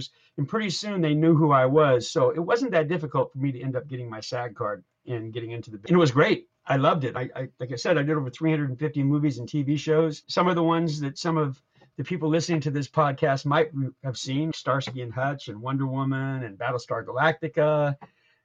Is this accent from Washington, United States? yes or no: no; Los Angeles, California, United States; I grew up in Hollywood